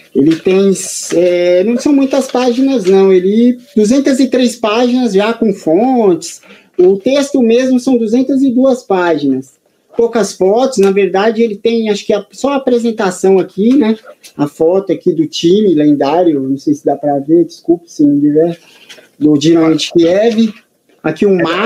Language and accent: Portuguese; São Paulo, Brazil; aqui na cidade de São Paulo, né? Sou paulistano